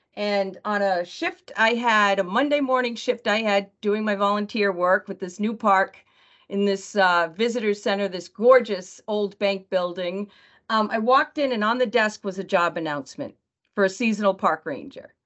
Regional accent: New Bedford, Massachusetts, United States; New Bedford is my hometown

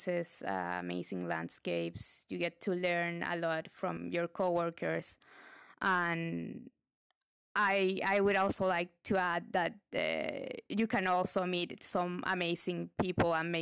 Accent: Santiago, Santiago Metropolitan Region, Chile; I was from Chile

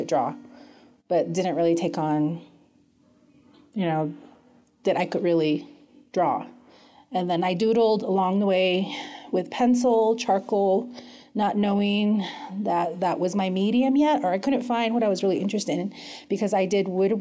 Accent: Lower Greasewood, Arizona, United States; now in Flagstaff, United States; I am originally from the Navajo Reservation called Lower Greasewood

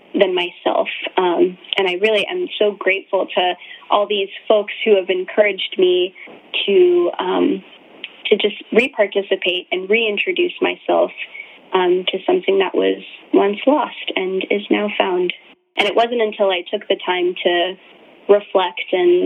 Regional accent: Virginia, United States; also born or lived in Ahmedabad, India; I'm calling in right now from Virginia, where I grew up, so I am an immigrant of the 1.5 generation. I was born in India in a city called Ahmedabad and moved to the States when I was about 6 years old

